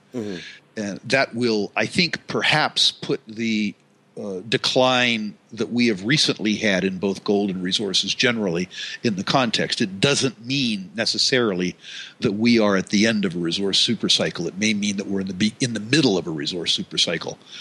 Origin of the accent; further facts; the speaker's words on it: United States; I'm an American